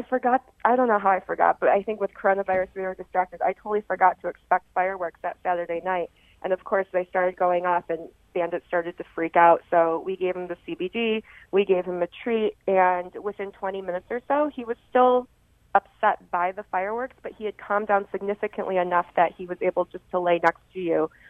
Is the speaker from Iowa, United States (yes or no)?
no; Rochester, New York, United States; I am. I'm from Rochester, New York.